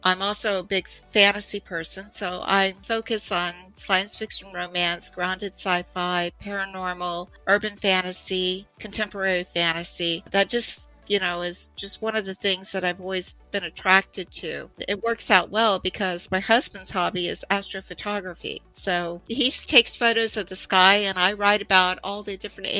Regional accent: Montana, United States; also born or lived in Florida; And I'm originally from the Big Sky Country. So I'm originally from Montana.

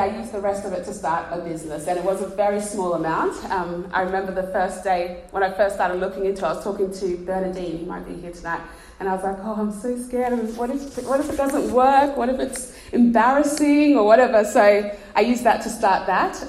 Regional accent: Australia; moved away as an adult; now in England, United Kingdom; you can't tell by the accent, we're from Australia. And we moved to England

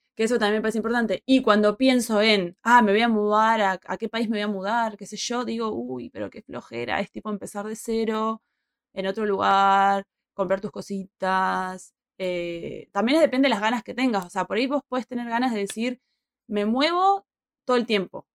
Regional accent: Puerto Madryn, Chubut, Argentina; moved away; also born or lived in Buenos Aires / Madrid / Peru; ya me fui de mi ciudad, yo desde Puerto Madryn a vivir a Buenos Aires

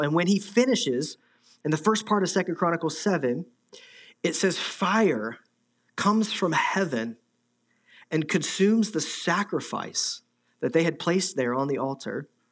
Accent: Midwest, United States; moved away; I'm from the Midwest, I have friends back there

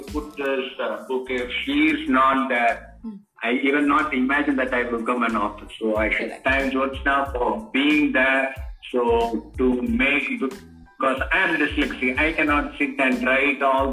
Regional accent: Kerala, India; I was from Kerala

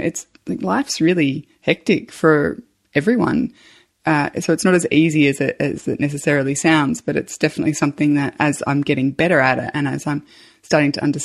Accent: Australia; I'm an Australian mum

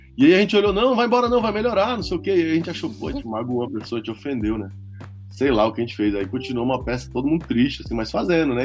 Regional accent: Brasília, Federal District, Brazil; also born or lived in São Paulo; A gente cresceu em Brasília

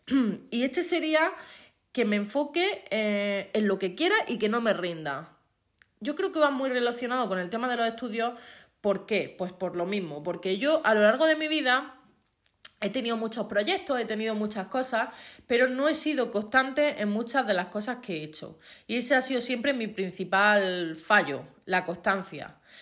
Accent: Andalusia, Spain; accent: Andalusian; yo soy andaluza. Los que seáis de fuera de España, pues Andalucía es eh, la parte del sur de España y tenemos un acento pues diferente

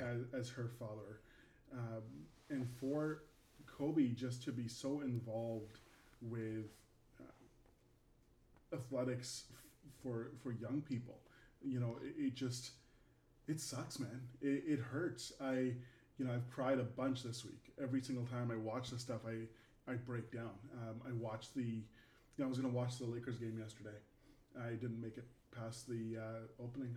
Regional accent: Canada; now in United States; I'm Canadian, so uh, you know, living in the United States

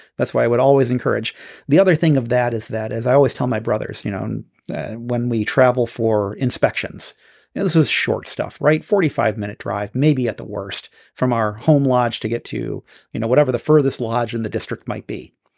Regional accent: United States; I'm from America

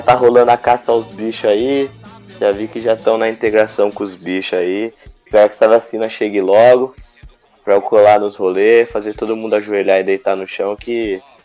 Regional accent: Rio de Janeiro, Brazil; A gente é carioca

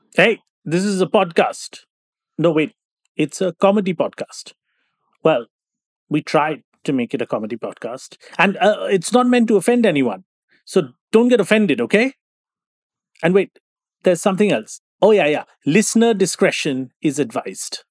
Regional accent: Kolkata, West Bengal, India; when I was growing up in Calcutta in nineteen eighty-nine

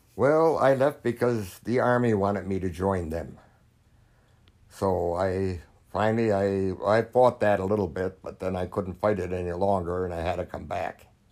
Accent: United States; I was an American

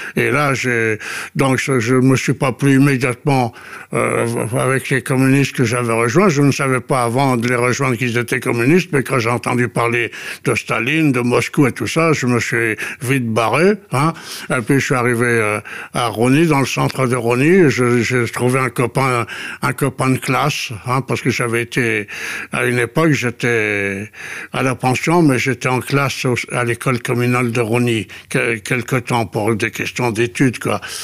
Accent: Corsica, France; je suis corse

